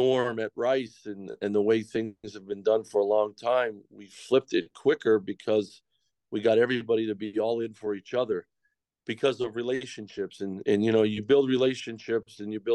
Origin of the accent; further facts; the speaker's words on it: Pennsylvania, United States; moved away as an adult; back in my home state, in my wife's home state, at Penn State